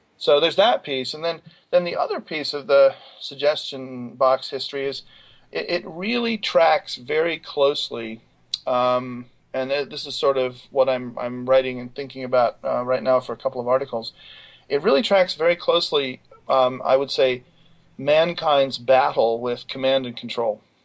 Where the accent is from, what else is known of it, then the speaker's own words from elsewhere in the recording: Scotland, United Kingdom; moved away as an adult; also born or lived in Cambridge / Baltimore; now in United States; I grew up in Scotland